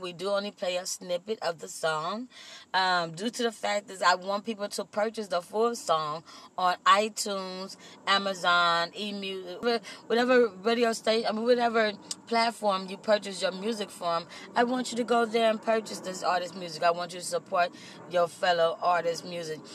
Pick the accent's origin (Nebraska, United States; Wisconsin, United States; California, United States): California, United States; Compton; also born or lived in Austin, Texas; I was raised in the city of Compton